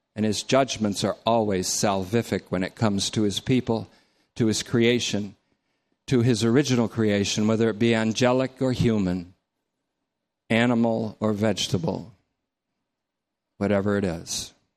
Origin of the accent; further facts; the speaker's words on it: North Bennington, Vermont, United States; I grew up in North Bennington.